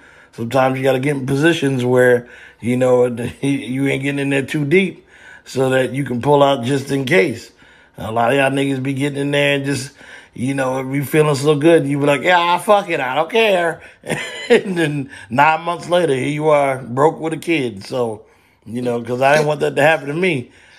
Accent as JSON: {"language": "English", "region": "New Jersey", "country": "United States", "said": "I'm from Jersey"}